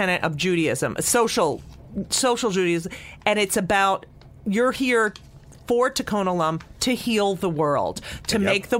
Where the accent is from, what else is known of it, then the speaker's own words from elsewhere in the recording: New Jersey, United States; I grew up in New Jersey in a suburb. My neighbors were Italian Catholic.